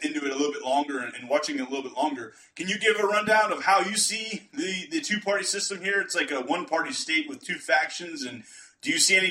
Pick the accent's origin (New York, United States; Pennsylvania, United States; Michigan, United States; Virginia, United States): Pennsylvania, United States; now in South Texas, United States; I'm from Pennsylvania originally